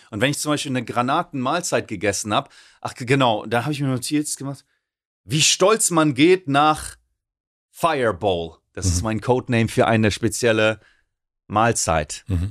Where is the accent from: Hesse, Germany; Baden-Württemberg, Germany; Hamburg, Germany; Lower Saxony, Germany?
Lower Saxony, Germany; Oldenburg; Ich bin ja Oldenburger